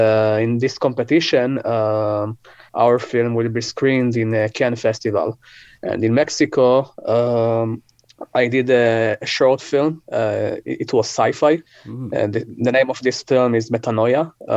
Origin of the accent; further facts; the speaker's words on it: Israel; English is a second language; You know, I'm from Israel.